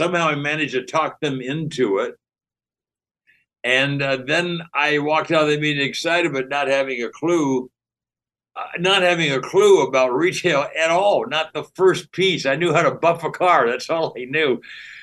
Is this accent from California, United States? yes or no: yes; Pasadena, California, United States; I grew up in Pasadena, California